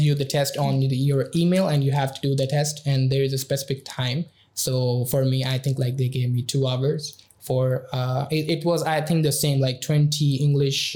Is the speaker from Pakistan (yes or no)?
yes; Pakistan; moved away as an adult; now in Budapest, Hungary; I'm from Pakistan